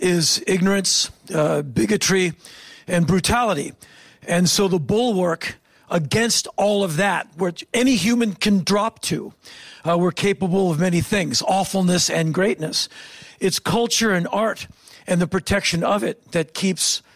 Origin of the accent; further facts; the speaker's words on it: Washington, District of Columbia, United States; I come from Washington, D.C.